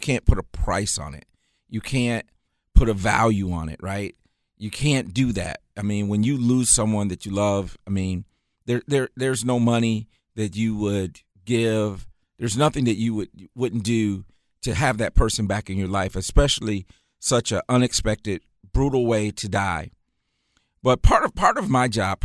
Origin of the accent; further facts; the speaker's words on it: Muskegon, Michigan, United States; moved away as an adult; also born or lived in Jackson, Michigan; now in Charlotte, United States; Grew up in Michigan, grew up in Muskegon, Michigan, lived in Jackson, Michigan for a number of years since from the time I graduated